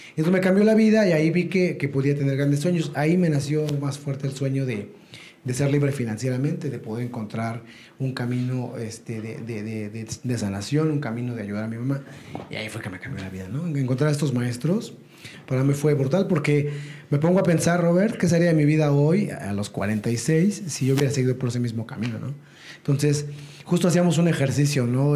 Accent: Ecatepec, State of Mexico, Mexico; ya estaba en el metro, viajando en el metro, yendo a la primaria, etcétera, y, haciendo mis cosas, regresaba a mi casa en, en Ecatepec

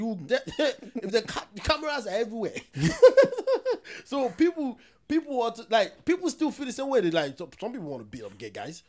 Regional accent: Kumasi, Ashanti, Ghana; If I was having an argument with you, I'm from Kumasi, or Ghanaians really don't do that much.

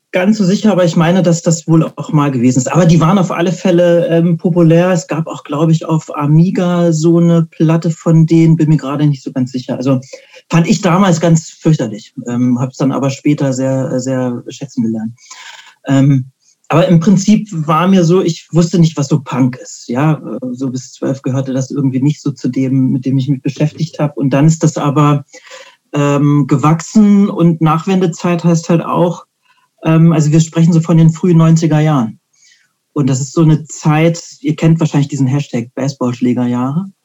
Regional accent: Greifswald, Mecklenburg-Vorpommern, Germany; Also du hast ja gesagt, ich komme aus Greifswald. Mm, und jetzt, wenn man sich das so zeitlich vorstellt, ähm, ich bin so ein so eine Art Wendekind. Also ich habe die meine Kindheit äh, in der DDR verbracht

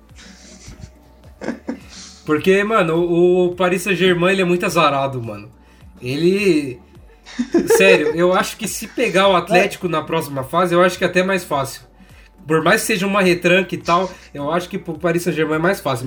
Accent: Brazil; Eu, como brasileiro

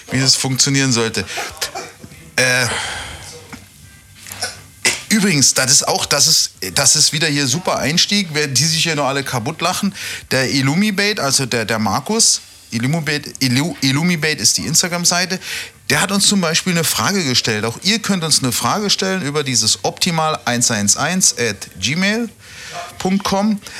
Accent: Austria; In Österreich sagen wir auch Vogelsalat, glaube ich.

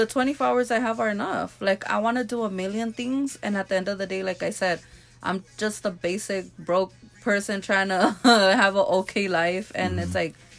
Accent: Los Angeles, California, United States; also born or lived in Whittier / South Gate; I was born and raised in South Central

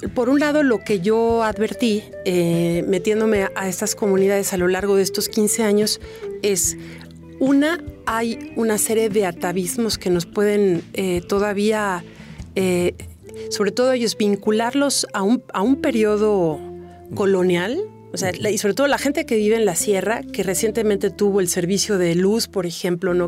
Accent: Mexico; yo soy mexicana, ellos mexicanos, pero yo no soy indígena

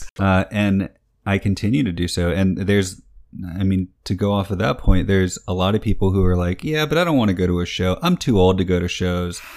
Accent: New York, United States; I was born in New York

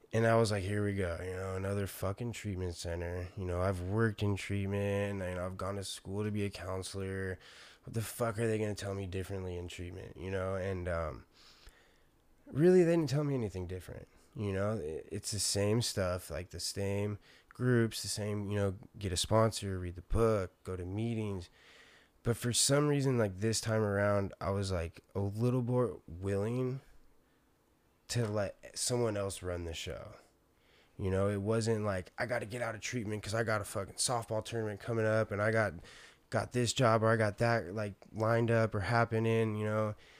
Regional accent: San Diego, California, United States; I'm from San Diego

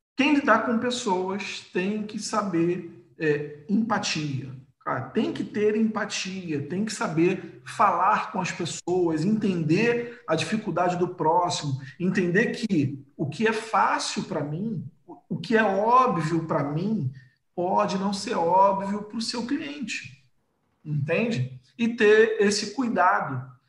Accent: Rio de Janeiro, Brazil; eu sou do Rio de Janeiro

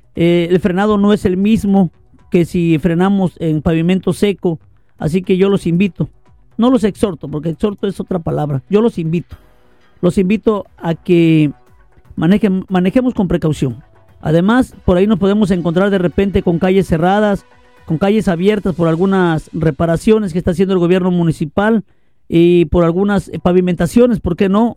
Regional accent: Cerro de Tejada?, Veracruz, Mexico; moved away; allá en mi pueblo natal, en Erdo de Tejada, Veracruz

